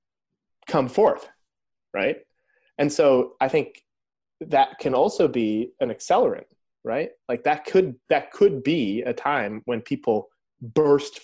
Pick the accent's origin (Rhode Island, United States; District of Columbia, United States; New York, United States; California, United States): New York, United States; upstate; moved away; I'm here at my mom's house in upstate New York right now.